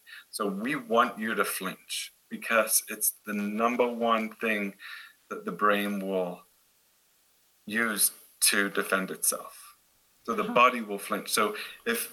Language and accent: English; Derby, East Midlands, United Kingdom; now in Boulder, United States; I'm actually from Derbyshire, but Nottingham is the easiest place to tell Americans where I'm from